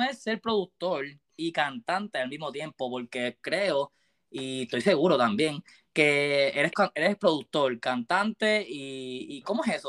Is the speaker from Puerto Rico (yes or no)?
yes; Puerto Rico; yo siendo puertorriqueño, viste, me crié con, Puerto, con reggaetón